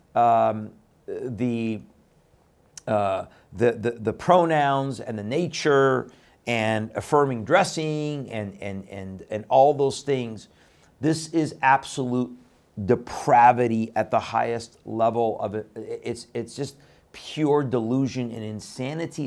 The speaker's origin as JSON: {"language": "English", "country": "Iran", "tie": "born or raised there", "moved": "yes", "said": "my birth country of Iran"}